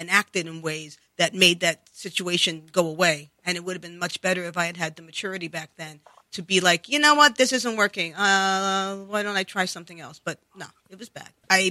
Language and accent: English; New York City, New York, United States; accent: New York; I grew up in the Bronx